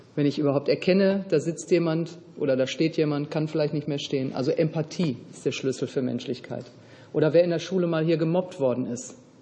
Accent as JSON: {"language": "German", "country": "Hungary", "said": "wir kommen ja aus Ungarn"}